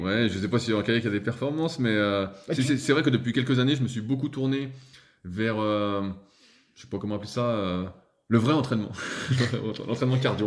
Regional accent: Annecy, Auvergne-Rhône-Alpes, France; je suis d'Annecy aussi

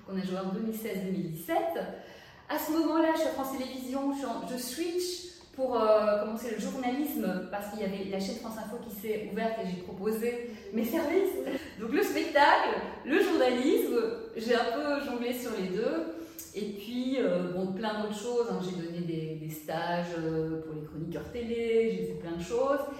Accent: Brussels, Brussels-Capital Region, Belgium; moved away as an adult; also born or lived in Paris; moi je vivais à Bruxelles, j'ai grandi à Bruxelles

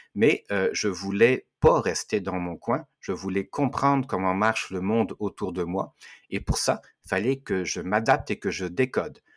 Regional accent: France; mon pays, puisque je viens de la France

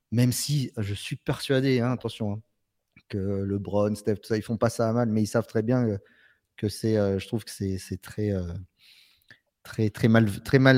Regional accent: Marseille, Provence-Alpes-Côte d'Azur, France; en tant que Marseillais, ouais.

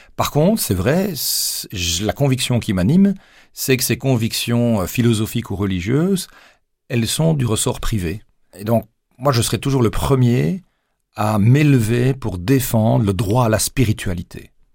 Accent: Namur, Wallonia, Belgium; also born or lived in Mons, Belgium / Luxembourg / Arlon, Belgium; j'ai débarqué à l'âge de 7 ans à Namur et me voilà projeté dans une classe d'une école primaire sans connaître personne. Je venais d'Arlon

